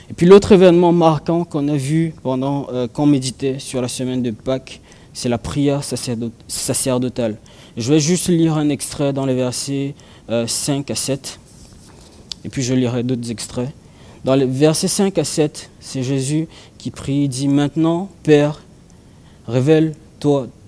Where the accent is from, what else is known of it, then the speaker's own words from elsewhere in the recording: Cameroon; j'ai grandi au Cameroun et, j'ai grandi dans, un quartier qui n'était pas bitumé